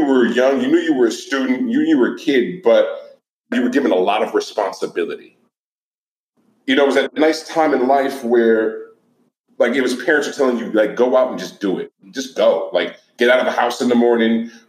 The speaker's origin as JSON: {"language": "English", "town": "Oakland", "region": "California", "country": "United States", "tie": "born or raised there", "also_born_or_lived": "San Francisco / New York", "moved": "yes", "said": "I was born in San Francisco, but raised in Oakland"}